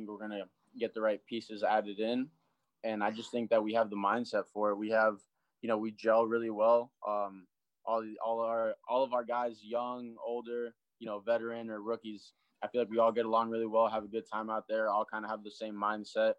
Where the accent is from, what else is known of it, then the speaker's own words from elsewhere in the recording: South Florida, United States; growing up in South Florida.